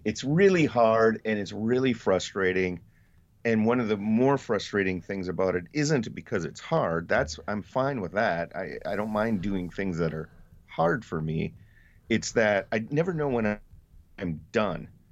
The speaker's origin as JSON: {"language": "English", "town": "Colby", "region": "Wisconsin", "country": "United States", "tie": "born or raised there", "moved": "yes", "lives_now": "Wausau, United States", "said": "I grew up in Colby, which is not too far from here"}